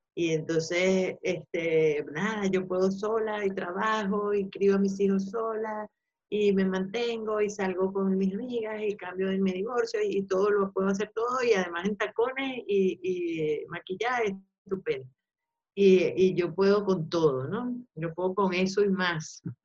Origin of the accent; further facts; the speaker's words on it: Venezuela; also born or lived in Spain; now in Madrid, Spain; somos nosotros los venezolanos